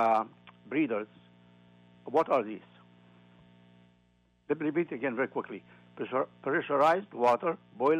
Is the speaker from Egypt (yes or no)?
yes; Egypt; moved away; My home country, Egypt